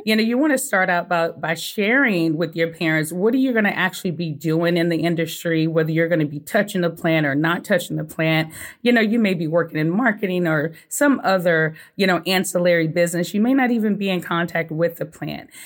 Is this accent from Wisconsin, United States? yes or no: no; Sugar Land, Texas, United States; moved away as an adult; also born or lived in Colorado; I'm originally from Sugarland, Texas